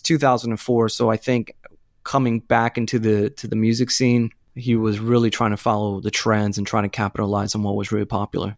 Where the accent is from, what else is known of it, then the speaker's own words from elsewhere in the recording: Florida, United States; growing up in Florida in nineteen ninety, what, six, nineteen ninety-seven